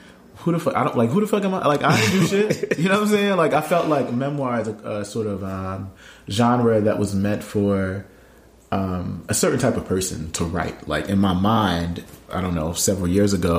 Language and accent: English; Camden, New Jersey, United States; my city, my hometown, the place where my family still lives